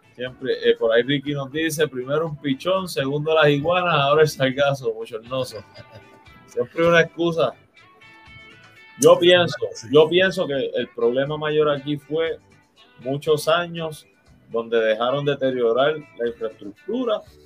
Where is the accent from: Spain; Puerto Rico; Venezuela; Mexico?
Puerto Rico; como todo puertorriqueño